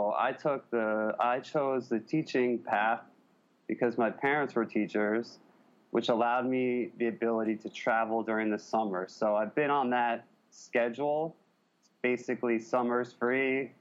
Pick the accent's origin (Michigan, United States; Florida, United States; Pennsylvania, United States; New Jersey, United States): New Jersey, United States; Hillsdale; moved away as an adult; also born or lived in New Hampshire / New York; now in Singapore; I grew up in Hillsdale, New Jersey, Bergen County, just outside New York City